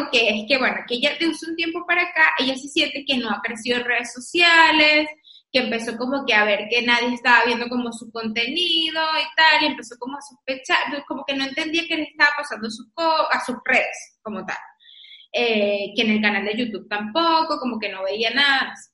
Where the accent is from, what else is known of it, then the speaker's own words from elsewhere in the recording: Venezuela; Y bueno, pero es que yo soy venezolana, pues